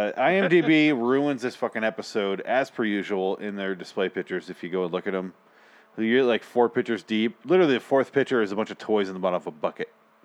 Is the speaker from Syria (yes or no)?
no; Scotland, United Kingdom; I am Scottish.